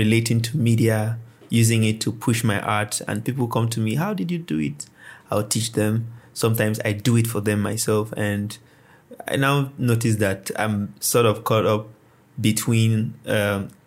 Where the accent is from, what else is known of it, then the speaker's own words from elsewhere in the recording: Kano State, Nigeria; I was born in Kano State